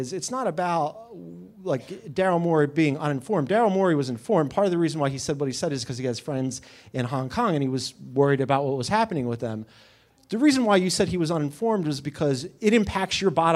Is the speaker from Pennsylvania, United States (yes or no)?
yes; Philadelphia, Pennsylvania, United States; I'm from Philly